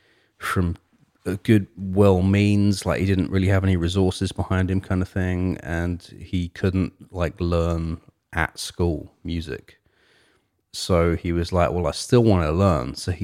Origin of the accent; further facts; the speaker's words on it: England, United Kingdom; And I'm from England, but like, you know, I'm not from London.